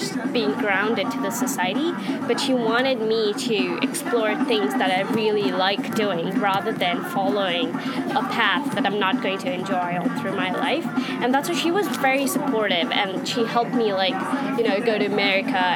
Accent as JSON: {"language": "English", "country": "India", "moved": "as an adult", "lives_now": "United States", "said": "I'm originally from India, and I live in the States now"}